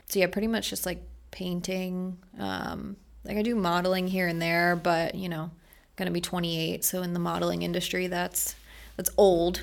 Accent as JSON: {"language": "English", "town": "Merritt Island", "region": "Florida", "country": "United States", "tie": "born or raised there", "also_born_or_lived": "Maryland / Orlando", "said": "born in Maryland, grew up in Brevard County, went to Merritt Island High"}